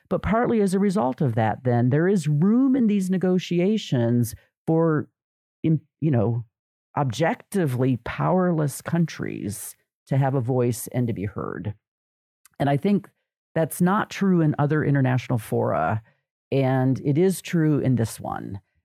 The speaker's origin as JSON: {"language": "English", "country": "United States", "said": "as an American"}